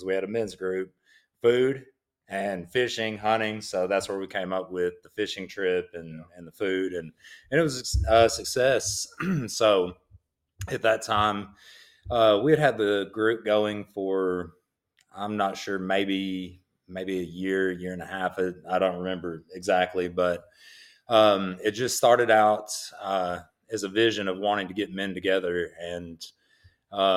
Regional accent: Central Arkansas, United States; I was born in Northeast Arkansas, but I was raised and have lived in Central Arkansas most of my life

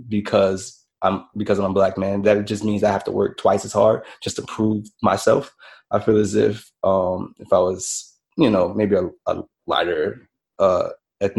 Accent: New Orleans, Louisiana, United States; Born and raised in New Orleans, Louisiana

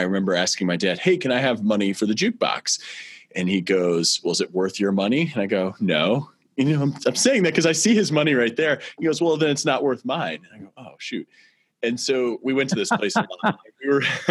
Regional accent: St. Louis, Missouri, United States; I grew up in St. Louis, and I'm very proud to be raising my family here in St. Louis as well

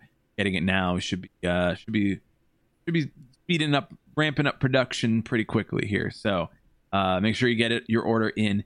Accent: Des Plaines, Illinois, United States; our friends in Wolf Road from my hometown

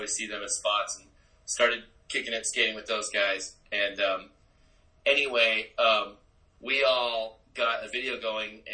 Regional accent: Lake Forest, California, United States; I grew up in El Toro, California, and it's now called Lake Forest

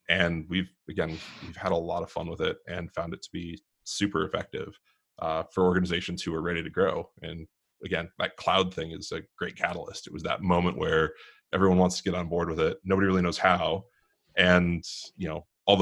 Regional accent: Pittsburgh, Pennsylvania, United States; now in Southern California, United States; I grew up in Pittsburgh

